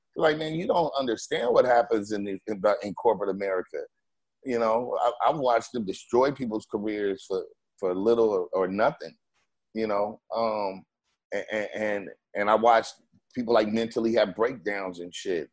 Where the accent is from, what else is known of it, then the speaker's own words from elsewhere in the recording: West Coast, United States; I'm from the West